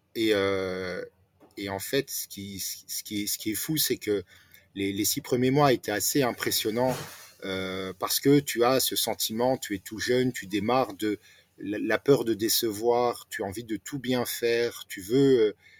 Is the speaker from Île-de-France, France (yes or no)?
no; Nancy, Grand Est, France; also born or lived in Alsace / Strasbourg; j'ai grandi à Nancy, euh, Vendeuvre précisément, où j'ai fait mes études.